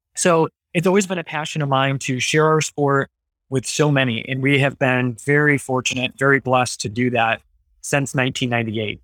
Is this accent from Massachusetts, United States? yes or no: no; Battle Creek, Michigan, United States; also born or lived in Grand Rapids, Michigan; I grew up in the Battle Creek, Michigan area